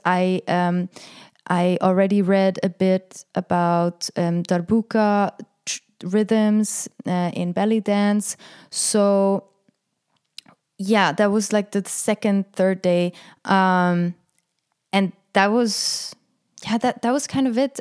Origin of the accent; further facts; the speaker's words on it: Frick, Aargau, Switzerland; growing up in Frick in Canton Aargau, where I was the, I mean, for me, I was the only Arab